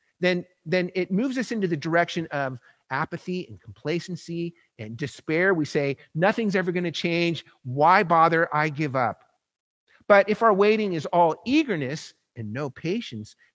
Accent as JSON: {"language": "English", "region": "Southern California", "country": "United States", "tie": "born or raised there", "also_born_or_lived": "New York", "moved": "yes", "said": "I grew up in Southern California"}